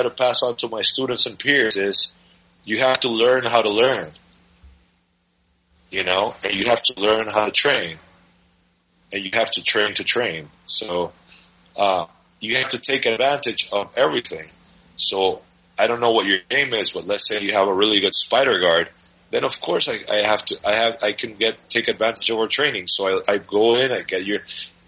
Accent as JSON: {"language": "English", "country": "Dominican Republic", "moved": "yes", "said": "I'm from the Dominican Republic"}